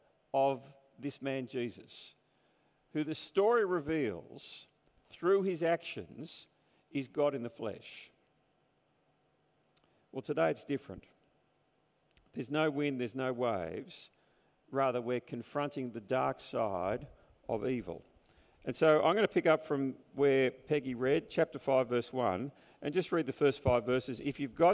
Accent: Sydney, New South Wales, Australia; also born or lived in Newtown; growing up on the North Shore and then going into Newtown

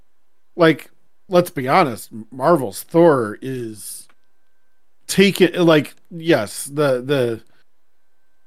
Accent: Midwest, United States; moved away; I came from the Midwest, where very conservative

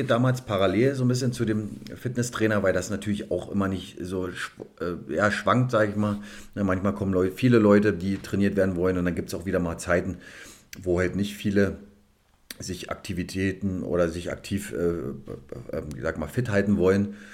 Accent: Cottbus, Brandenburg, Germany; Richtig, da bin ich genau geboren in Cottbus und bin dort zur Schule, Sportschule gegangen bis 2004

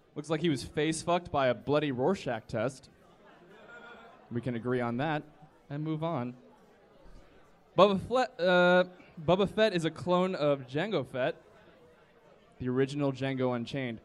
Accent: the South, United States; I'm from the South

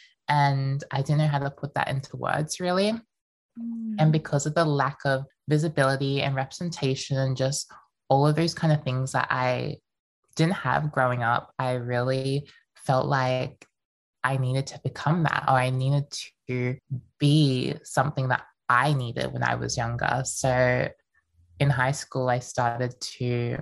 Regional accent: Melbourne, Victoria, Australia; also born or lived in Queensland; I was born in Queensland, but then moved to Melbourne when I was around 5 years old

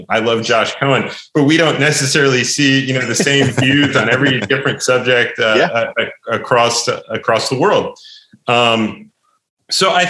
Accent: New Jersey, United States; I grew up in New Jersey

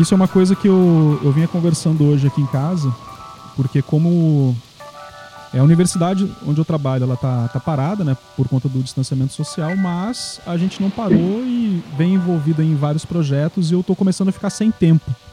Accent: Rio Grande do Sul, Brazil; moved away; Eu sou gaúcho

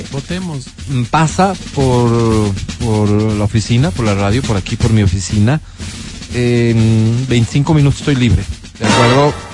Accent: Nueva Esparta, Venezuela; born there; moved away; Nací en Isla Margarita. Radico en tu hermoso país hace ocho meses.

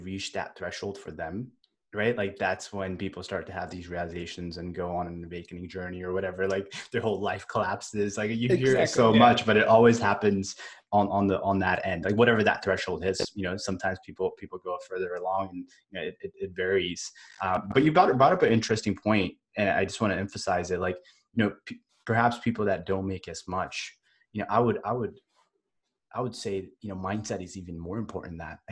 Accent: Northern California, United States; also born or lived in India; I was born in India and I grew up in Northern California

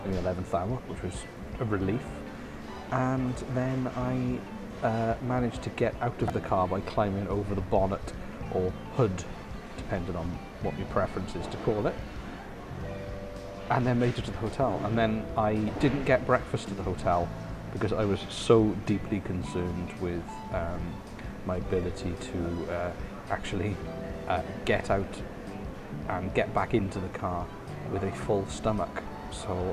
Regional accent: Wales, United Kingdom; I come from Wales.

